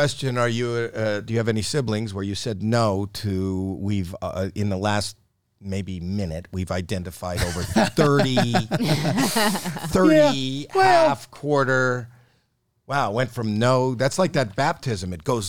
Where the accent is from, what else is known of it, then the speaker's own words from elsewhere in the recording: Toronto, Ontario, Canada; Toronto, Canada. I didn't have to wear a coat for Halloween. It's cold in October in Canada. I lived in an apartment building.